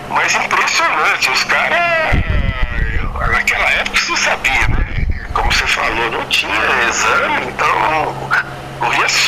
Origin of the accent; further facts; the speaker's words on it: Belo Horizonte, Minas Gerais, Brazil; also born or lived in Montes Claros, Minas Gerais; eu nasci em Montes Claros, é, Minas Gerais, mas ah. eu vivi. Eu fui há como seis meses para Belo Horizonte e nunca mais saí de Belo Horizonte. Mas eu sou de Norte Minas, de Montes